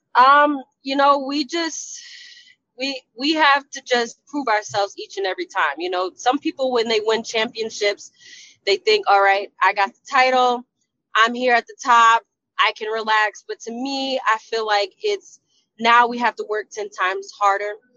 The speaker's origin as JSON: {"language": "English", "region": "New Jersey", "country": "United States", "tie": "born or raised there", "said": "my hometown Jersey girl"}